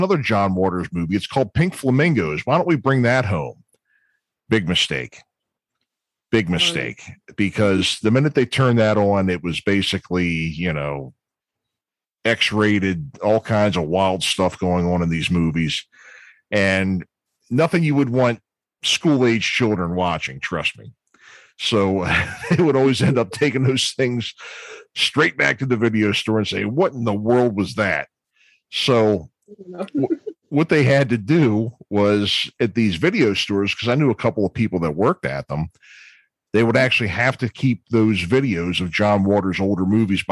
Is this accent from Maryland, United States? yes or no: yes; Baltimore, Maryland, United States; I'm from Baltimore